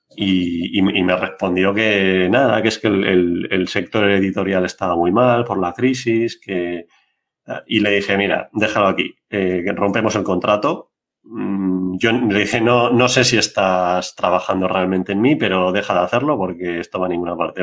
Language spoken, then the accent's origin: Spanish; Biscay, Basque Country, Spain; mi pueblo, allí en Vizcaya